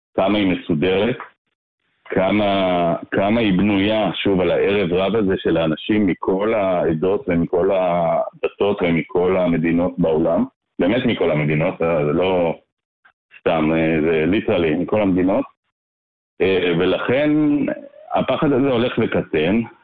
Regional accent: Jerusalem, Jerusalem District, Israel; now in Ra'anana, Israel; אני אה, ישראלי אה, מלידה, תושב רעננה, גדלתי בירושלים דווקא

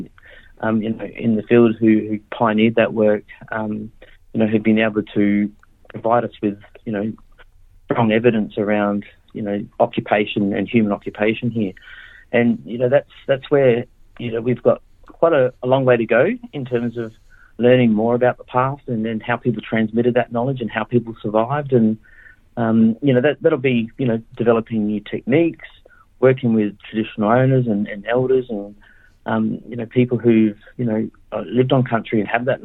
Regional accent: Adelaide, South Australia, Australia; I grew up in Adelaide, and you know, that's where my mob's from.

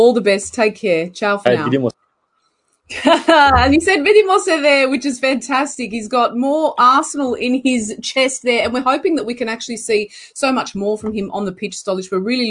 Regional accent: Croatia; first language Croatian; English is a second language; As we say in Croatia, in my mother tongue, puno hvala, which means many thanks.

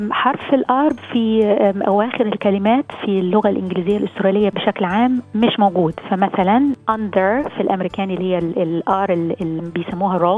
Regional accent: Lebanon; now in Australia; نحن لبنانية بخلص الواحد بقول لك ثانك يو ثانك يو

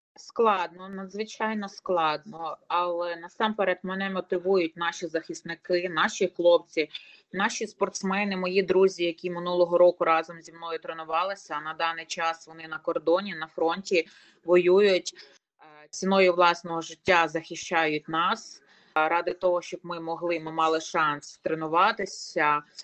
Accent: Lutsk, Volyn Oblast, Ukraine; Я волинянка народилася, проживала і проживаю зараз у місті Луцьку

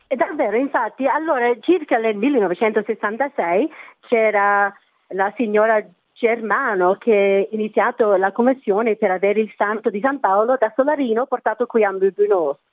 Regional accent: Australia; sono nata qui in Australia, i miei genitori sono italiani

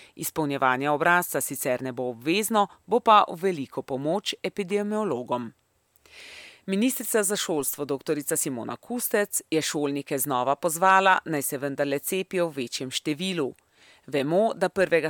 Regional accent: Slovenia; smo Slovenci

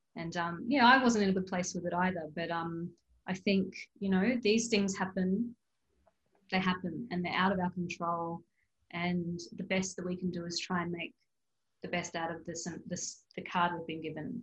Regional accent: Darwin, Northern Territory, Australia; I'm from Darwin. I grew up in Darwin

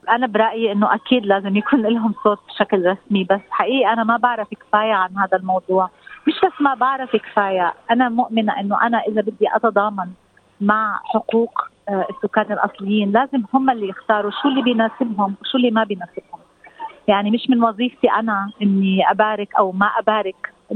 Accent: Palestine; now in Australia; احنا كفلسطينيين

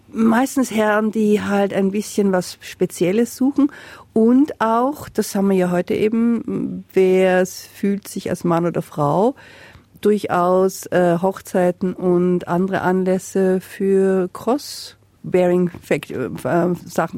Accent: Salzburg, Austria; now in Castlemaine, Australia; in Österreich, wo ich herkomme, aus Salzburg

